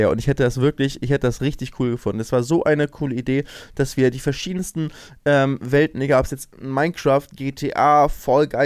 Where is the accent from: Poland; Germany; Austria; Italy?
Germany; Lübeck, Schleswig-Holstein; weil ich komme ja eigentlich aus Lübeck und warum bin ich in Ratzeburg in, in dieser Dorfschule?